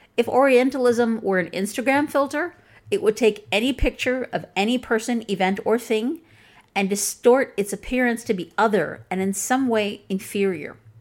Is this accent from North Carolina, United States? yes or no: no; Chicago, Illinois, United States; accent: Chicagoan, Midwestern; first language English; My accent is from Chicago.